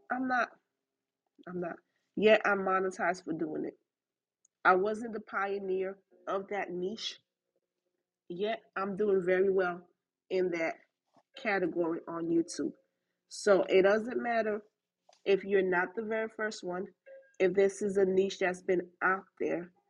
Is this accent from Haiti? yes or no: yes; Haiti; accent: Haitian; my accent, the combination of my Haitian accent with my Southern accent, in the Americanness of me